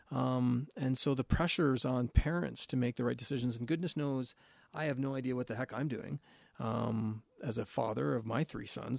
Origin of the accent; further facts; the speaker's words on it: St. Catharines, Ontario, Canada; growing up in the South of Saint Catharines